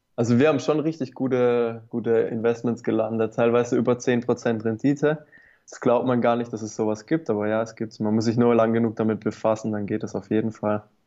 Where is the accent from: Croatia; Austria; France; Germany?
Germany; Baden-Württemberg; hier bei uns in Baden-Württemberg